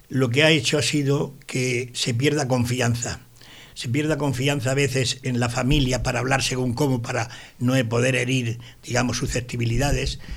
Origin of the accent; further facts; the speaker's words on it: Sabadell, Catalonia, Spain; Yo soy sabadellense, soy catalán y soy español.